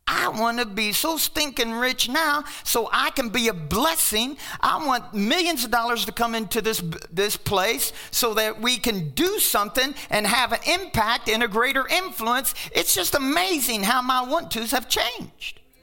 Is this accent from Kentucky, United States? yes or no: yes; Kentucky, United States; now in Pueblo, United States; I'm from Kentucky, and we got Kentuckians and Tennesseans